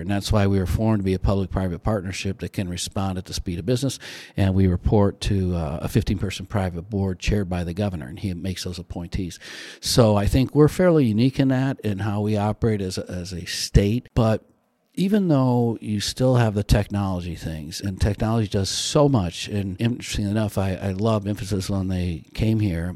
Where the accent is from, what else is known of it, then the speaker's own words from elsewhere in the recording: South Bend, Indiana, United States; I grew up in South Bend, went to the University of Notre Dame